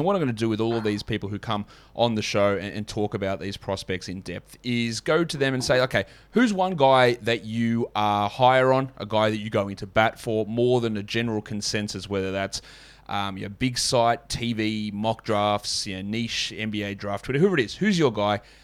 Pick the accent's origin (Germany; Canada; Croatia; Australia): Australia; as an Australian